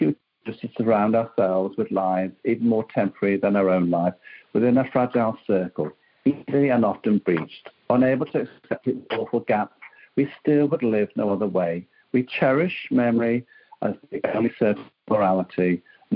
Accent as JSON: {"language": "English", "town": "Derby", "region": "East Midlands", "country": "United Kingdom", "said": "I'm from Derby in the United Kingdom"}